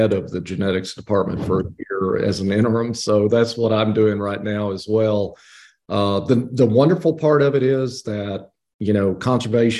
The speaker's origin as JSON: {"language": "English", "town": "Abilene", "region": "Texas", "country": "United States", "tie": "born or raised there", "moved": "yes", "lives_now": "Georgia, United States", "said": "I'm from Abilene, Texas. Grew up outside of the city, actually, in a little bitty place called Elmdale, right off of I-20"}